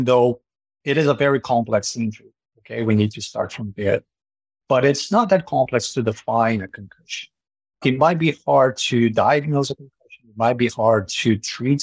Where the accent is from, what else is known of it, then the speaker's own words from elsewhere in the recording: Brazil; moved away as an adult; now in Canada; my transition to Canada, because I am originally from Brazil